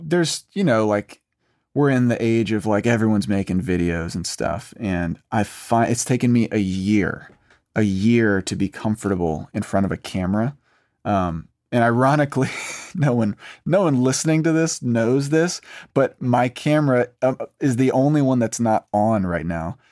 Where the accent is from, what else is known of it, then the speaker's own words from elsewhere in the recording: Raleigh, North Carolina, United States; now in Nashville, United States; I'm from North Carolina, from Raleigh